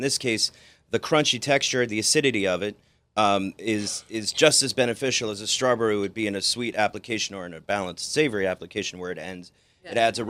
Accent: Fort Lee, New Jersey, United States; So I grew up in Fort Lee, New Jersey, right over the bridge here.

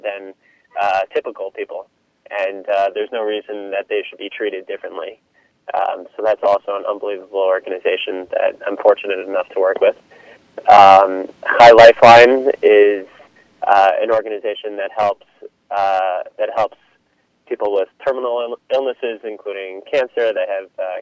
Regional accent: New York City, New York, United States; also born or lived in Israel; I grew up in Queens

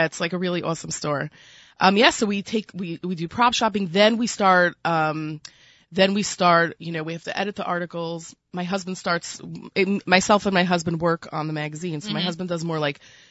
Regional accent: New York City, New York, United States; accent: Brooklyn; my Brooklyn accent

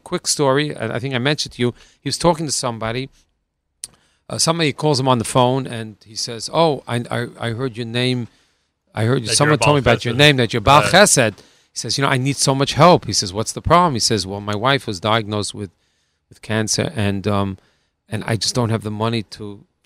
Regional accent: New York City, New York, United States; we're New Yorker, and we that's what we're used to.

